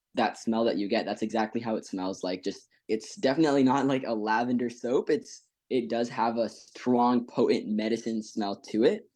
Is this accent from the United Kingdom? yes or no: no; Ethiopia; now in Fairfax, United States; I'm a fourteen-year-old going to Woodson High School in Fairfax, Virginia, and I was born in Ethiopia.